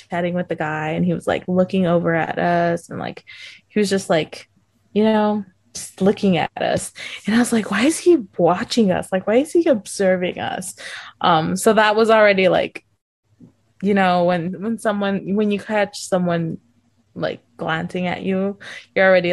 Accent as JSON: {"language": "English", "country": "United States", "said": "we're like, oh, the US"}